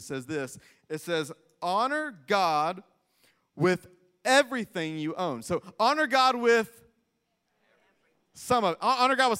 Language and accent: English; Greenville, South Carolina, United States; I was raised in Greenville, South Carolina.